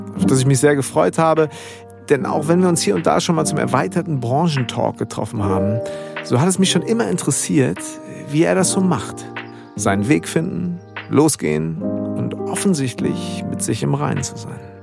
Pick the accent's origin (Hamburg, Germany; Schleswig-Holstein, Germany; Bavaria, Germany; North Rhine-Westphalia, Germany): Schleswig-Holstein, Germany; Bad Segeberg; accent: norddeutscher Slang; now in Münster, Germany; ich bin ja groß geworden in Bad Segeberg